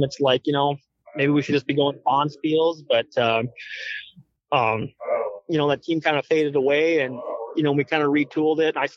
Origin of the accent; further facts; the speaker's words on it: Fargo, North Dakota, United States; growing up in Fargo